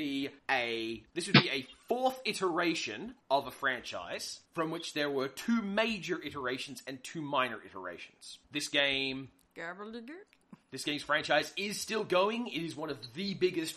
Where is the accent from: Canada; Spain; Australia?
Australia; I'm from Australia